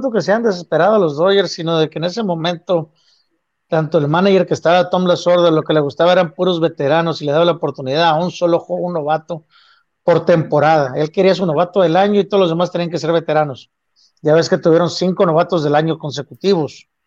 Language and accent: Spanish; Mexico; pues qué chamaco de 19 años, sobre todo siendo latino mexicano, estás listo para enfrentarte a 55 mil, 60 mil personas en un estadio